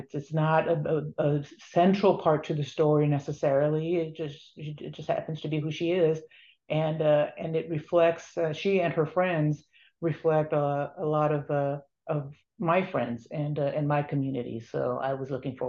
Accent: Los Angeles, California, United States; where I grew up in Boyle Heights in Los Angeles

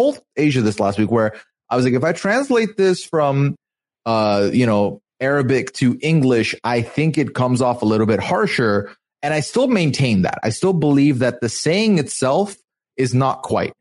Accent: Dubai, United Arab Emirates; I come from, you know, born and raised in Dubai

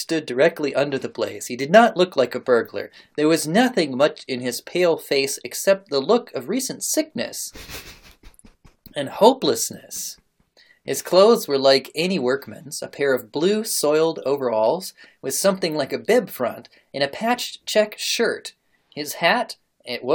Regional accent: United States; As an American

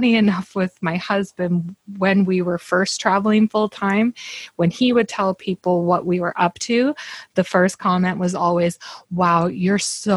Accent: Canada; I'm a Canadian woman living in Squamish, British Columbia

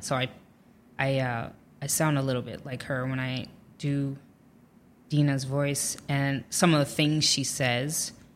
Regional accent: Dayton, Ohio, United States; moved away as an adult; also born or lived in Illinois / Virginia; now in New York, United States; we moved to Ohio, and I lived there the longest. Like, I grew up in the same home

